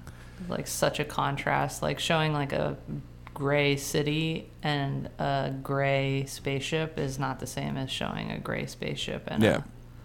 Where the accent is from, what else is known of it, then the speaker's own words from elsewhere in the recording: Canada; We're all Canadian today.